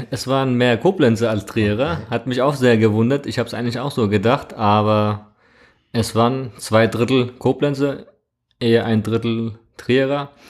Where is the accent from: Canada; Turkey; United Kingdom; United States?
Turkey; Trabzon; Genau, ich bin ursprünglich aus Trabzon, aus der Schwarzmeerküstenstadt in der Türkei, Grenzgebiet Georgien.